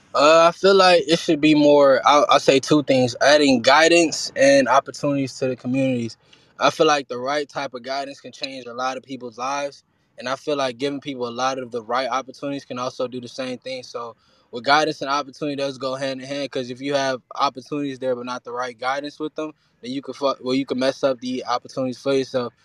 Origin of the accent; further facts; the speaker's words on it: Atlanta, Georgia, United States; English is a second language; also born or lived in Haiti; I was originally from Haiti, and I really like I came over when I was like five, six years old to Atlanta, and I was really listening to music to actually learn how to speak English.